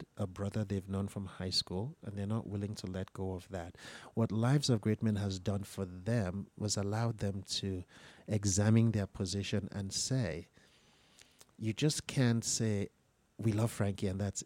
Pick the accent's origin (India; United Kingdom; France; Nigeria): Nigeria; Lagos; I was listening to in the 1970s growing up in Lagos